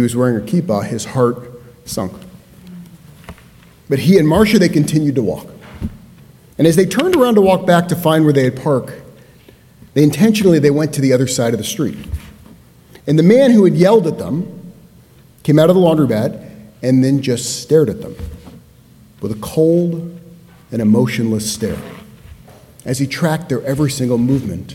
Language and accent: English; United States; for us as American Jews